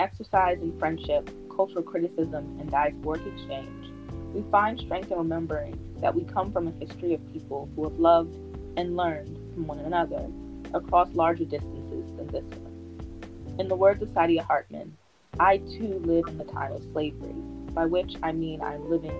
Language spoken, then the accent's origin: English; Washington, District of Columbia, United States; I'm from DC.